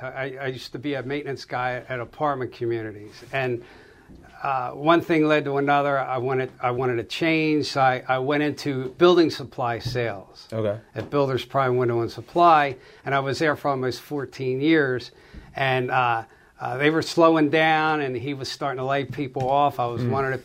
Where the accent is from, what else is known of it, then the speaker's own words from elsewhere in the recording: Limerick, Pennsylvania, United States; also born or lived in Norristown, Pennsylvania; I was born in Norristown. I spent about 11 years of my life in Norristown, and my parents bought property in Limerick, 11 acres of ground